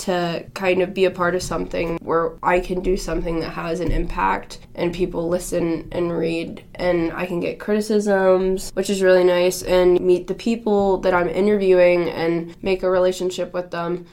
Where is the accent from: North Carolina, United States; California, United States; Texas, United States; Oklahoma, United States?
Texas, United States; Houston; moved away as an adult; now in Boulder, United States; I'm from Houston, Texas, and I am currently a senior at SU Boulder